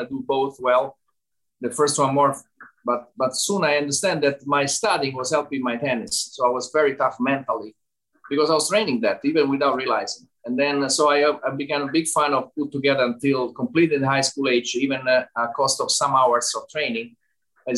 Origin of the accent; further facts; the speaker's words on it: Italy; accent: Italian; English is a second language; very unusual for Italian.